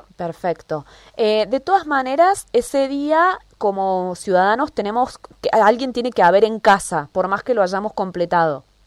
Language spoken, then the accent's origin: Spanish; Argentina